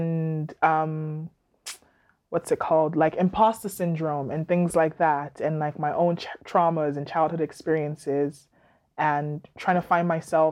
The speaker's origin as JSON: {"language": "English", "country": "Nigeria", "also_born_or_lived": "Philippines", "moved": "yes", "lives_now": "Halifax, Canada", "said": "my heritage, like as a Yoruba woman, as a Nigerian woman"}